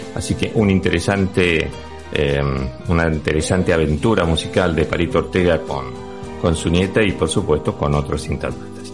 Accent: Argentina; now in Spain; te voy a hablar como argentino

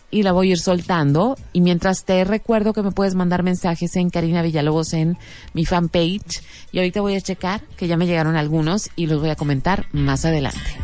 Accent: Mexico; nosotros como mexicanos

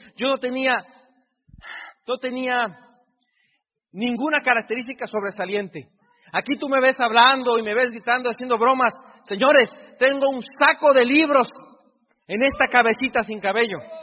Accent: Mexico; yo soy tan mexicano como tú

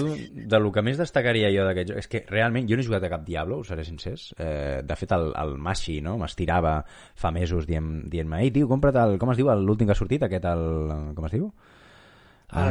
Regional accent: Catalonia, Spain; sóc ben català

